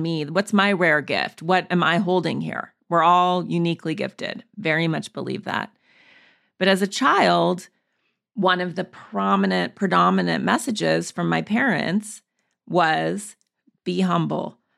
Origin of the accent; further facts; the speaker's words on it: Montana, United States; I grew up in Montana, in the woods.